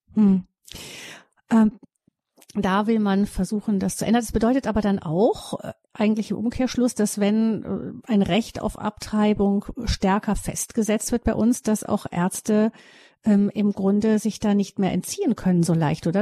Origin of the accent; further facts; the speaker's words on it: Germany; bei uns in Deutschland